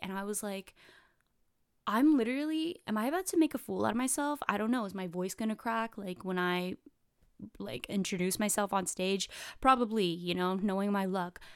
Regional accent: California, United States; I'm from California

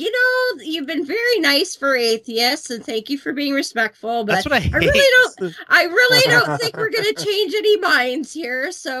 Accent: Canada; I'm a woman. I'm a Canadian. We don't have that many Mormons around here.

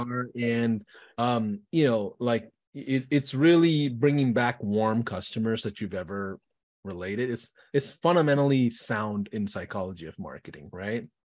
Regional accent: Houston, Texas, United States; I'm from Houston.

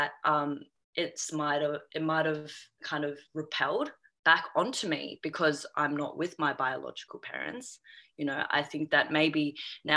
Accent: Australia; also born or lived in China; I'm an Australian Chinese adoptee who's been adopted, or who was adopted at the age of 3

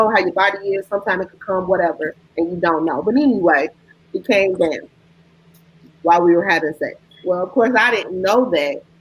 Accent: Chicago, Illinois, United States; from Chicago, I'm from Chicago born and raised

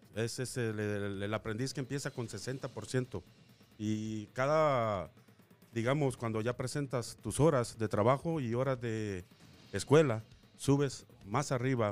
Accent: El Salvador; now in Las Vegas, United States; soy inmigrante salvadoreño

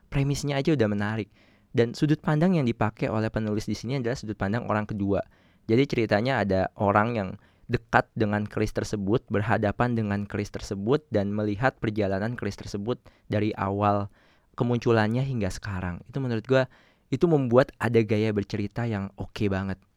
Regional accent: Java, Indonesia; gue sendiri orang Jawa tapi nggak terlalu bisa bahasa Jawa

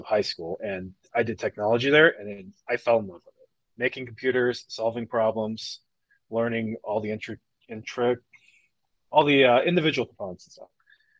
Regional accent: St. Joseph County, Michigan, United States; I'm originally from St. Joe County. Now I live in St. Joe

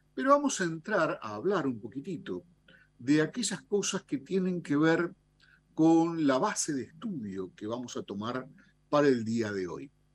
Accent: Argentina; como, como argentinos

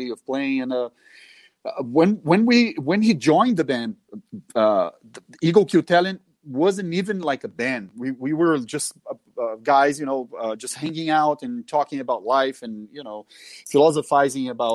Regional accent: Minas Gerais, Brazil; English is a second language; I was born in a city close, but it's also Minas Gerais

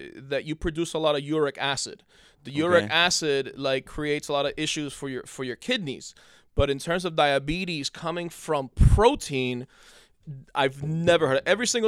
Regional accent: Union City, New Jersey, United States; On 21st Street.

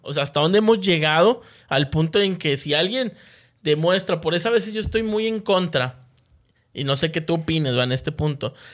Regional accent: Monterrey, Nuevo León, Mexico; como sociedad de aquí de, Nuevo León, como regios

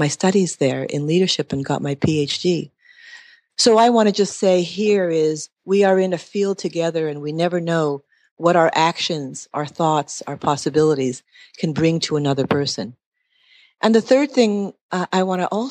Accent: Montreal, Quebec, Canada; moved away as an adult; I was originally from Montreal, Quebec, left there in my early 20s

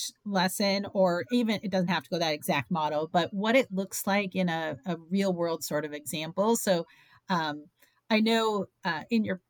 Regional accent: Midwest, United States; now in Florida, United States; growing up in the Midwest

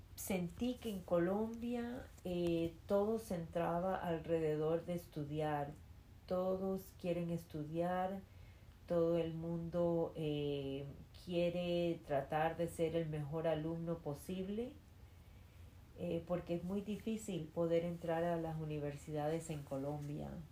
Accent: New York, United States; first language Spanish; crecí en Nueva York, en Queens

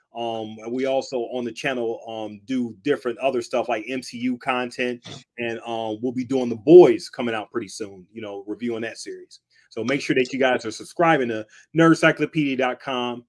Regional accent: Cleveland, Ohio, United States; I'm from Cleveland, Ohio

